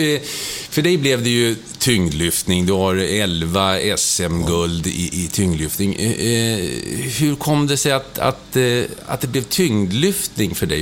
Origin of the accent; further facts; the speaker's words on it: Stockholm, Stockholm County, Sweden; bodde mina första år i Hässelby gård